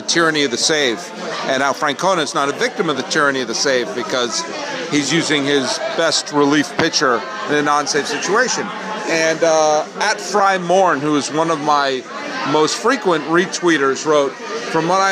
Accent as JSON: {"language": "English", "region": "Massachusetts", "country": "United States", "tie": "born or raised there", "also_born_or_lived": "Connecticut", "moved": "yes", "said": "Did most of my growing up in Massachusetts"}